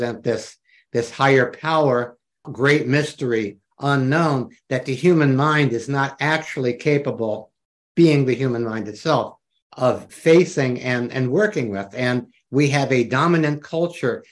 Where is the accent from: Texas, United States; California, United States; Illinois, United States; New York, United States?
New York, United States; I'm from New York